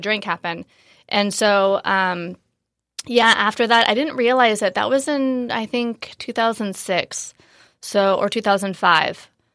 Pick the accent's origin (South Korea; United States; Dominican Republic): United States; Marin, Northern California; moved away as an adult; also born or lived in San Francisco / Los Angeles / Bali / Asia; I'm from Northern California, so I grew up in Marin, right outside of San Francisco